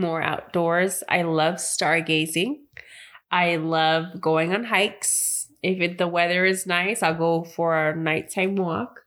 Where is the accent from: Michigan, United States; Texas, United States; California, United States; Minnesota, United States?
California, United States; Bay Area; come from Northern Cali, so I'm from the Bay Area